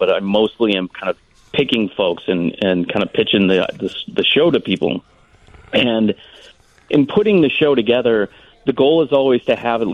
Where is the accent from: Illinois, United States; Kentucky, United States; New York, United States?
Illinois, United States; Lansing; now in Chicago, United States; I'm from Lansing, Illinois, which is right near Indiana